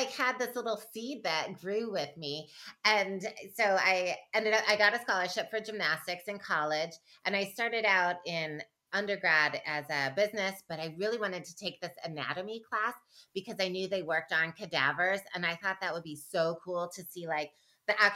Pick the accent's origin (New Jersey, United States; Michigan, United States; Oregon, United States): Michigan, United States; I grew up in Michigan